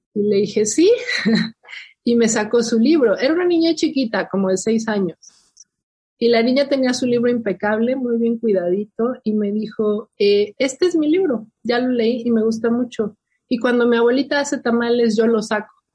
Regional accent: Milpa Alta, Mexico City, Mexico; born or raised there; moved away as an adult; also born or lived in New York, United States

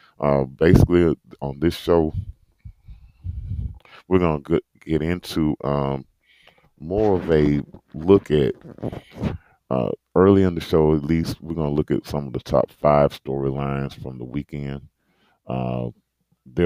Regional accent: Birmingham, Alabama, United States; I'm from Birmingham, Alabama, kind of right in the heart of SEC country.

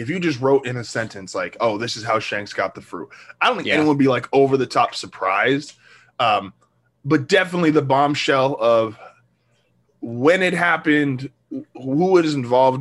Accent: United States; me being an American

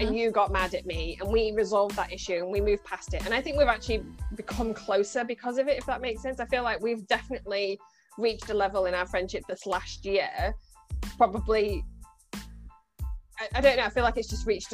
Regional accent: Scunthorpe, Yorkshire and the Humber, United Kingdom; moved away as an adult; now in Birmingham, United Kingdom; you bring me back to good old Scunny. My accent will get stronger the more I talk

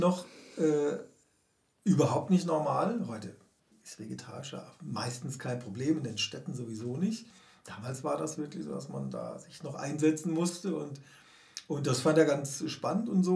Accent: Karlsruhe, Baden-Württemberg, Germany; moved away; in meiner Heimatstadt Karlsruhe

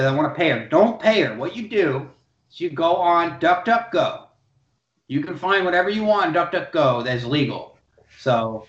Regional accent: Massachusetts, United States; moved away; growing up in Massachusetts

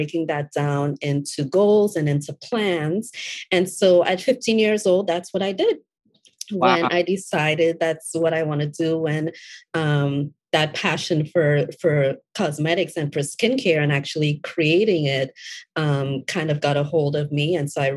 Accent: Trinidad & Tobago; also born or lived in Florida, United States; now in Atlanta, United States; I was born and raised in Trinidad and Tobago.

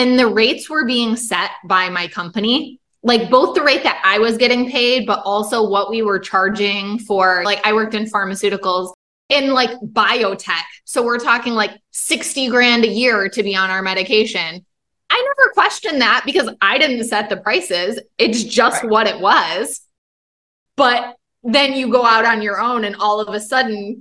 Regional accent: Michigan, United States; I grew up in Michigan.

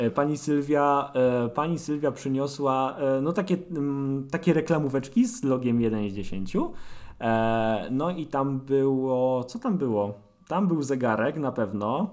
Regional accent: Sosnowiec, Silesian Voivodeship, Poland; jestem z Sosnowca, jestem yy, dziennikarzem

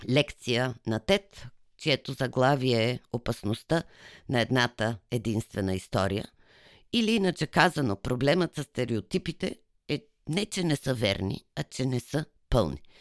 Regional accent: Bulgaria; Пък аз съм българка. Родена съм в България. Живяла съм целия си живот в България. Няма как да не съм българка.

